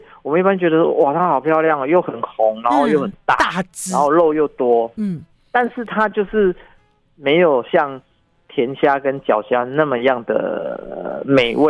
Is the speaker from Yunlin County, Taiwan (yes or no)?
no; Yilan County, Taiwan; 我们宜兰湾盛产的。